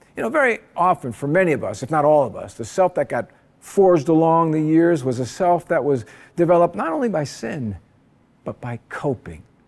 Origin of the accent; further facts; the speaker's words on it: New Jersey, United States; now in Honolulu, United States; As a kid back in New Jersey, I grew up in the Eastern Orthodox Church.